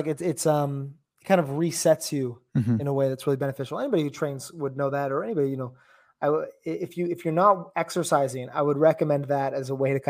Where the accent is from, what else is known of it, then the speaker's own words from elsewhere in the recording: Canada; Well, I'm from Canada, so you know, hockey up here.